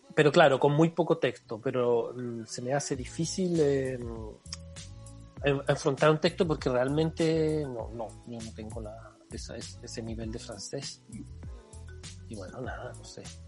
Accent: Chile; moved away as an adult; also born or lived in Barcelona, Spain / Canet de Mar, Spain; now in Brussels, Belgium; como chileno, pedí los trámites, los, papeles a Chile

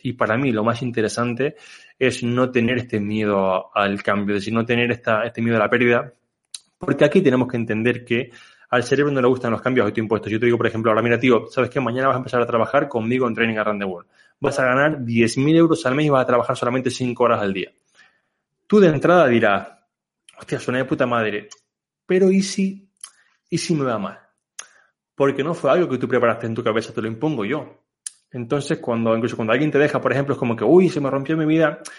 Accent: Canary Islands, Spain; moved away as an adult; also born or lived in Barcelona; now in Mallorca, Spain; yo soy una persona que soy de Canarias

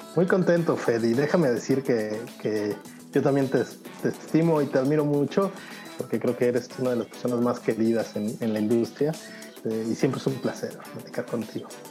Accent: Mexico; moved away as an adult; now in Europe; yo siempre me he sentido muy orgulloso de ser mexicano

